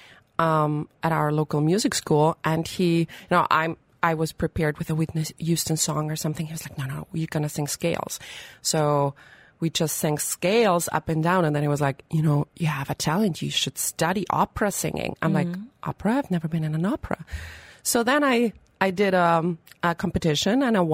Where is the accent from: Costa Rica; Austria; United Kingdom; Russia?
Austria; moved away as an adult; also born or lived in United States; I'm from Austria